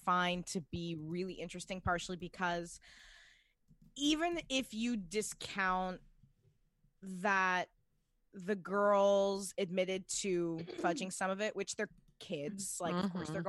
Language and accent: English; Pacific Northwest, United States; also born or lived in New York / London; growing up in the Pacific Northwest